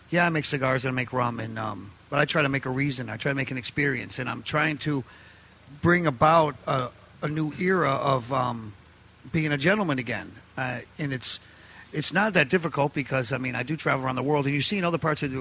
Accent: New York, United States; I mean, we're Italians from New York

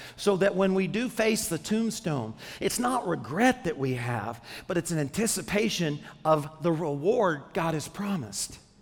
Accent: Arkansas, United States; When I was 10 years old, I grew up in Arkansas

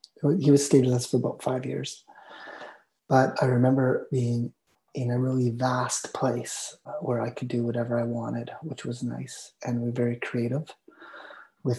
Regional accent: Armstrong, British Columbia, Canada; also born or lived in Vancouver; I was born in Vancouver, and when I was 2 years old, we moved to Armstrong, which is about 500 miles north of Vancouver

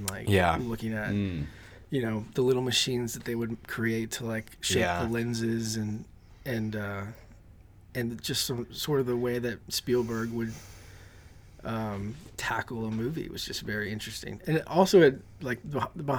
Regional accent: New Orleans, Louisiana, United States; growing up in the South, there's, especially in New Orleans

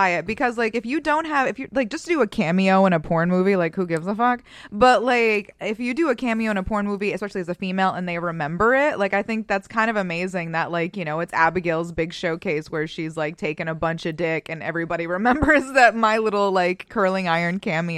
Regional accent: Boston, Massachusetts, United States; moved away as an adult; I was the first person in my entire family to move out of Massachusetts. And I moved out of Massachusetts when I was 18 by myself

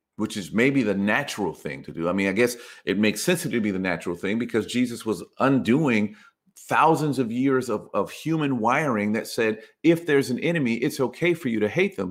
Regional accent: United States; us in the United States

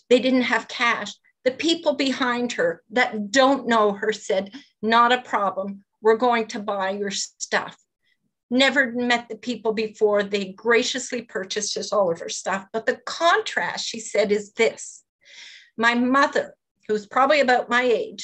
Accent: Longueuil, Quebec, Canada; moved away; also born or lived in Moncton; the South Shore of Montreal, which is where I was brought up in Longueuil.

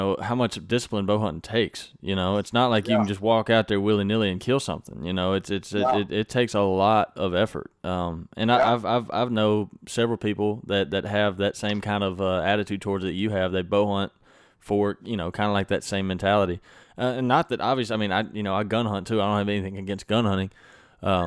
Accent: Mississippi, United States; I was born and raised in Mississippi

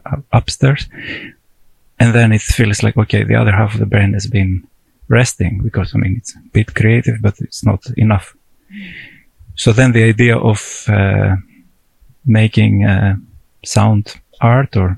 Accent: Greece; moved away as an adult; now in Tromsø, Norway; I'm from Greece

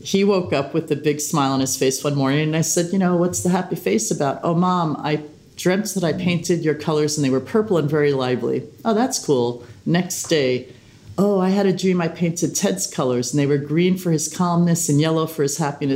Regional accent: New York City, New York, United States; I'm from Staten Island

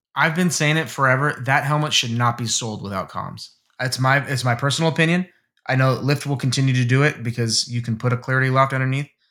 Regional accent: United States; as an American

